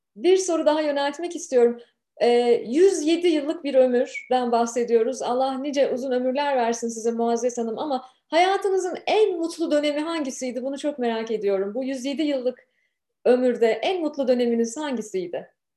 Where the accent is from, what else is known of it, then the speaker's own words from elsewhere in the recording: Turkey; now in Canada; Bu yayını gurbetten yapıyorum. Memleketten 8500 kilometre uzaktan yapıyorum